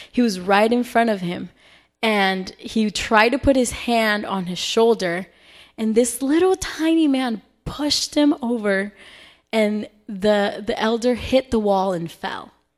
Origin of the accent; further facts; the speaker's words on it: Salt Lake City, Utah, United States; moved away; I am originally from Salt Lake City, Utah